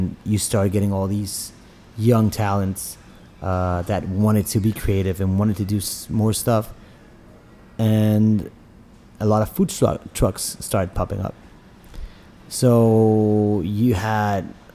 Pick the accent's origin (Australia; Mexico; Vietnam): Mexico; Tijuana, Baja California; being Mexican, but being in Tijuana, we're more American than we are Oaxacan